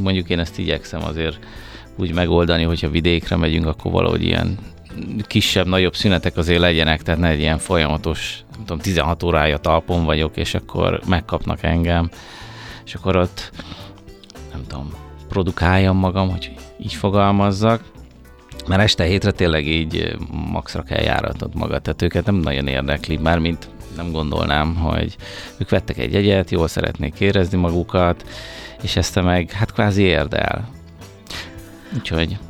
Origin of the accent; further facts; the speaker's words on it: Budapest, Hungary; én Pesti vagyok, én budapesti vagyok